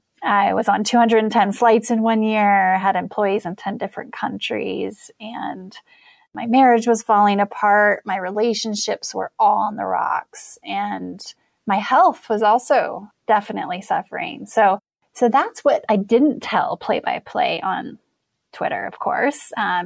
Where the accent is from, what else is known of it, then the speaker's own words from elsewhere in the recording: Wyoming, United States; I'm a girl from Wyoming. I grew up in a trailer park.